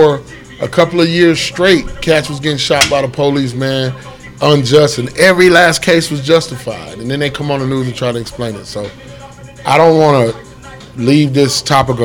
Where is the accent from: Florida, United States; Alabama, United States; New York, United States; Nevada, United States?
Nevada, United States; Las Vegas; I'm born and raised in Vegas